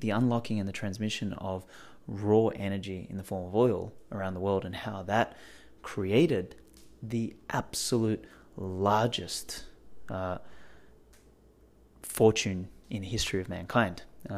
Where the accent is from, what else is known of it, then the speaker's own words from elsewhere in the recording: Australia; Yeah, well, no one ever picks that I'm from Australia. They're like, oh, your accent's kind of like British